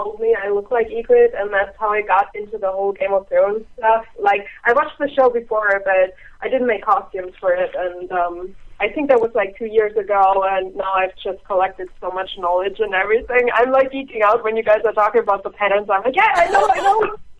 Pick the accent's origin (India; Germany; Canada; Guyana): Germany; now in Ohio, United States; I'm from Germany. I live in Ohio right now.